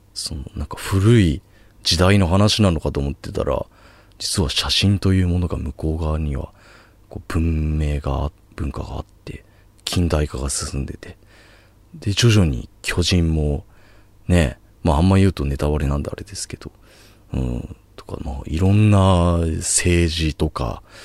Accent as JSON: {"language": "Japanese", "region": "rural Chiba", "country": "Japan", "tie": "born or raised there", "moved": "as an adult", "lives_now": "Tokyo, Japan", "said": "僕は千葉の田舎出身"}